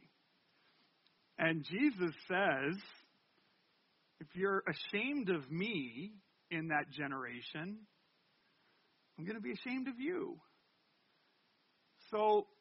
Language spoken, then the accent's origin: English; Canada; I'm French Canadian